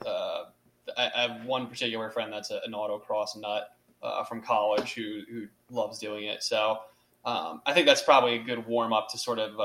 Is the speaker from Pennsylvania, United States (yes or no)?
yes; Doylestown, Pennsylvania, United States; I grew up in Doylestown, so I was very familiar with all those back roads out there from my days of high school